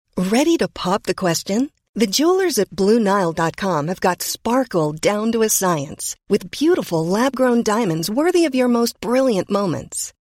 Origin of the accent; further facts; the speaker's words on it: United States; first language English; moved away as an adult; also born or lived in Canada / London / Berlin / Brooklyn; I actually left the U S when I was eighteen.